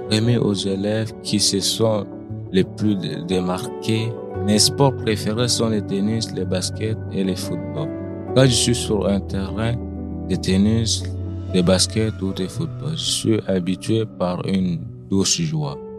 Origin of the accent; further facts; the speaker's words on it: Central African Republic; also born or lived in Quebec, Canada; now in Trois-Rivières, Canada; j'ai 15 ans, je viens de République centrafricaine.